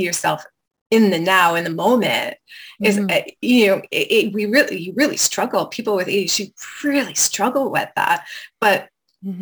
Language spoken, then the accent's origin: English; Quebec, Canada; I was raised in Quebec in a really small town with some return to the earth hippies